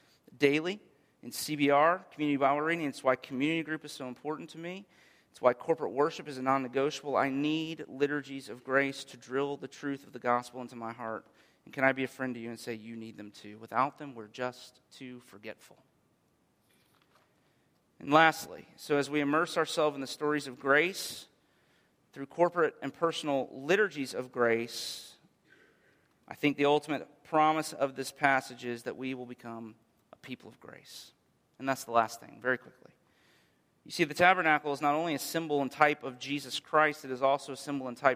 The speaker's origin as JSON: {"language": "English", "country": "United States", "said": "as an American people"}